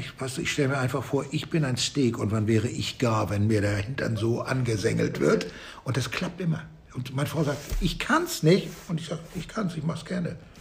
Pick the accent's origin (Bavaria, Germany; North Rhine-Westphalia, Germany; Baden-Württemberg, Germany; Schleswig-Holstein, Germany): Schleswig-Holstein, Germany; Flensburg; now in Hamburg, Germany; dann werden wir in vier Jahren in meine Heimat zurückgehen, nach Flensburg, eine der schöneren Städte im Norden. Da komme ich her